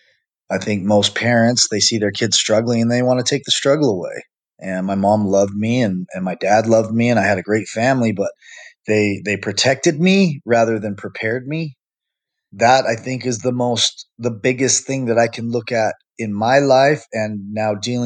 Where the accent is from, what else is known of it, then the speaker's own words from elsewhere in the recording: Utah, United States; I'm born and raised in Utah